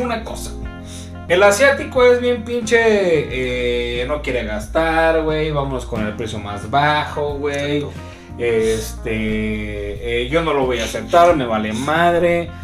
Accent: Mexico; yo estoy en mi país

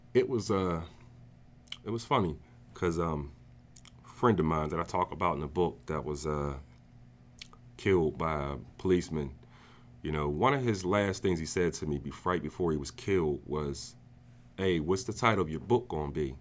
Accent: New Jersey, United States; moved away as an adult; now in Pittsburgh, United States; I'm originally from New Jersey. I grew up there most of my life. Um, around the age of eighteen, I moved to Pittsburgh

